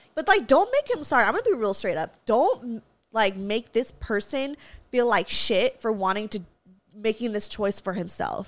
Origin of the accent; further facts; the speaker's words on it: Valencia, California, United States; I grew up in Valencia. We have hella Walmarts.